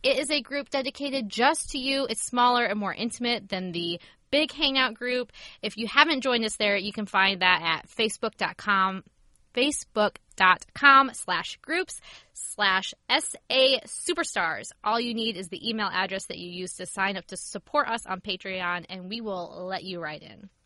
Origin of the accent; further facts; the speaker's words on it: Ohio, United States; moved away; also born or lived in Pennsylvania; growing up in Ohio